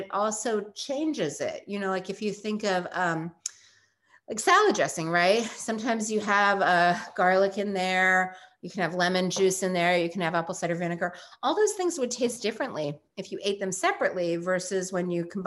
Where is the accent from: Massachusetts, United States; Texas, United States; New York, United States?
New York, United States; we're both from New York.